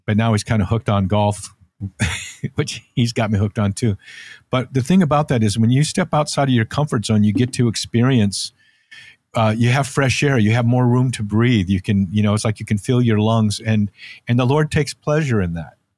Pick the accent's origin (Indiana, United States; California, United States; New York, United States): California, United States; Santa Cruz; also born or lived in North Dakota; "We're moving to California, to Santa Cruz, California, and you're gonna surf."